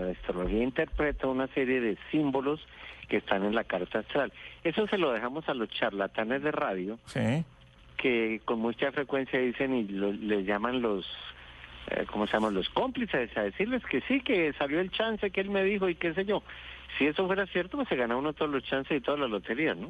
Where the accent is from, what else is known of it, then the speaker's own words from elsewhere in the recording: Bogotá, Colombia; yo nací en Bogotá